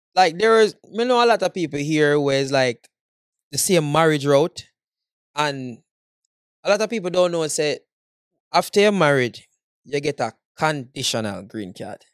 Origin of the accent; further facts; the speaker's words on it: Jamaica; moved away; as a Jamaican man